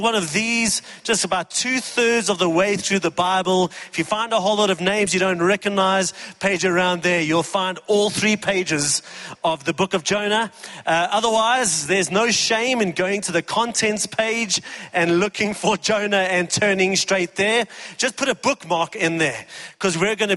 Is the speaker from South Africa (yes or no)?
yes; East Rand, Gauteng, South Africa; I grew up on the East Rand